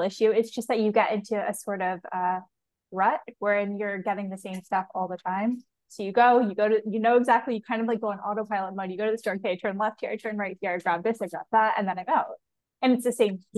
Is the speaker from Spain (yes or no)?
no; Canada; I'm Canadian, so I grew up very much in the same that same kind of culture.